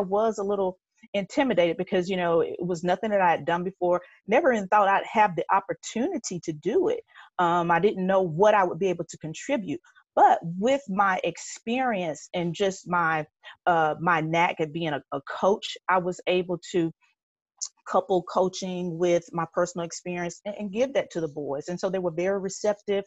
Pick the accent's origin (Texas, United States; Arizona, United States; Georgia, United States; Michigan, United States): Georgia, United States; Atlanta; I grew up born and raised in Atlanta